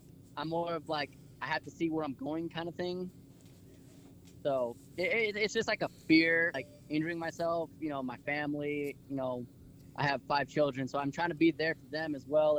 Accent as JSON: {"language": "English", "town": "Abilene", "region": "Texas", "country": "United States", "said": "we're all from the Abilene Sweetwater area."}